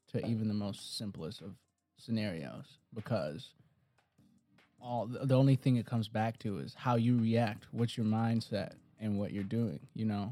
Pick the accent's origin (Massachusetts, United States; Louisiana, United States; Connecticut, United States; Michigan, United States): Michigan, United States; Detroit; I'm, I'm from Detroit